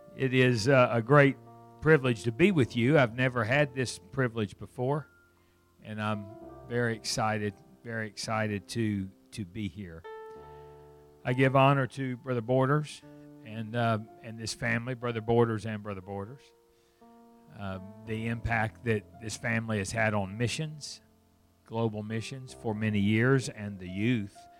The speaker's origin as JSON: {"language": "English", "town": "Fort Smith", "region": "Arkansas", "country": "United States", "tie": "born or raised there", "said": "I grew up in Fort Smith, Arkansas, not, not far from here"}